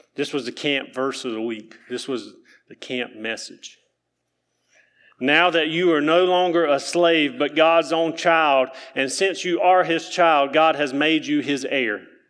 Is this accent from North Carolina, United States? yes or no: yes; Keener, North Carolina, United States; I'm from Keener, North Carolina